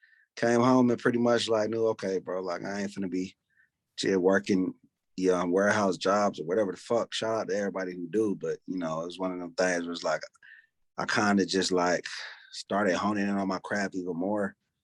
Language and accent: English; Decatur, Georgia, United States; Yeah, Decatur. But it's kind of like East Atlanta, the East Side.